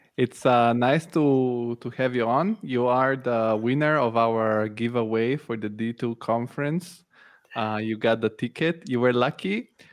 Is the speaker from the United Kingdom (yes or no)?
no; Italy; moved away as an adult; also born or lived in Bulgaria; now in Germany; I moved to Italy when I was a kid. I grew up in Italy, and now I'm in Germany